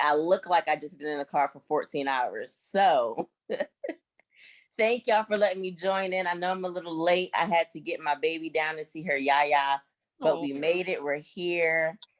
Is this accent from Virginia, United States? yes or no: yes; Virginia Beach, Virginia, United States; also born or lived in near Atlanta, Georgia; now in Georgia, United States; Born and raised in Virginia Beach, Virginia. I live not too far from Atlanta, Georgia now.